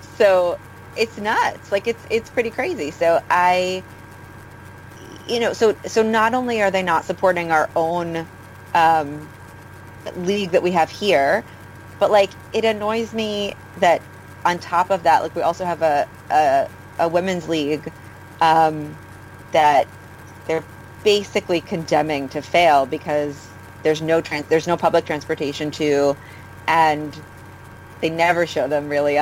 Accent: New York, United States; also born or lived in Los Angeles; I'm from New York, but I lived in LA for a few years

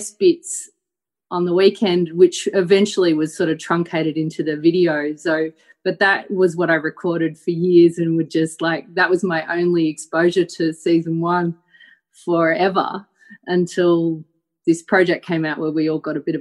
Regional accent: Melbourne, Victoria, Australia; So I grew up in Melbourne and I grew up with the DJ

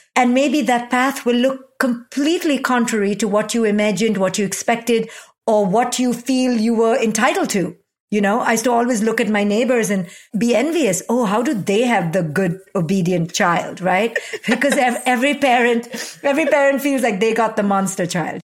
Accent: India; moved away as an adult; a twenty-one-year-old recent immigrant from India

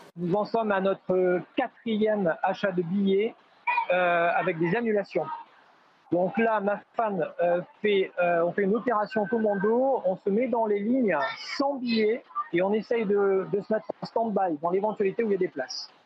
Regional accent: France; moi je réside en France, je suis française

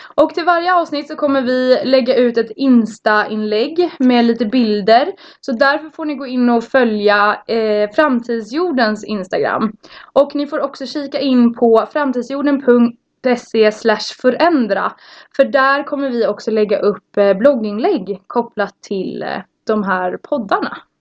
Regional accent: a small village outside Norrtälje, Stockholm County, Sweden; kommer från eh, en liten by utanför Norrtälje

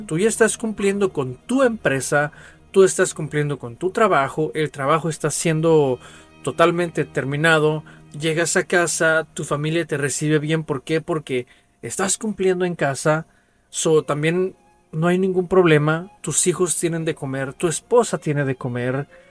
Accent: Mexico

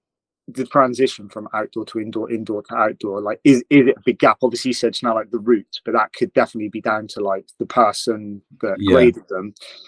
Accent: Exeter, South West England, United Kingdom; I'm from Exeter.

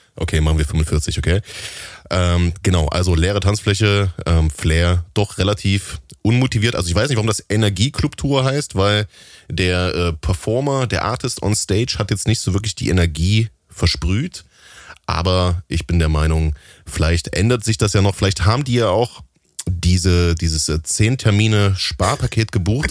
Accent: Halle, Saxony-Anhalt, Germany; in meiner Heimatstadt Halle an der Saale im tiefsten Osten

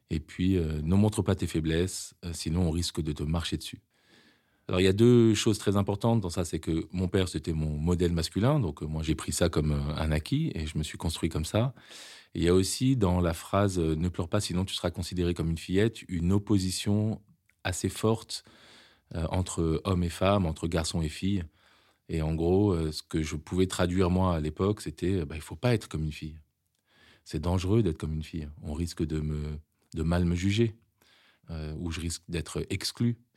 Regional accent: Lebanon; born there; Je suis né en 74 au Liban, un pays à l'époque magnifique où mes parents se sont rencontrés et ont vécu euh, parmi leurs plus belles années.

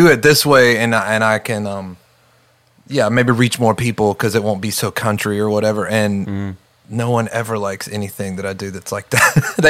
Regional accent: right outside of Charlotte, North Carolina, United States; moved away as an adult; now in Redding, United States; I grew up in Charlotte. Well, I grew up right outside of Charlotte, but I moved to Charlotte when I was like 20, 21.

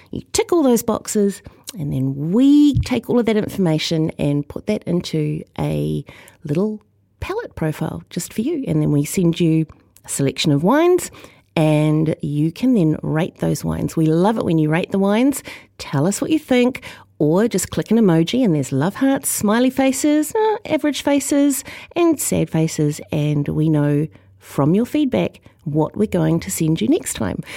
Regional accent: New Zealand; as a New Zealander

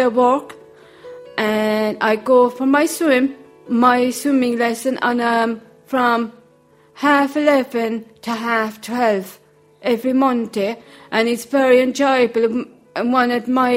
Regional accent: Charleville, Munster, Ireland; I'm from Tremina, Charleville, County Cork.

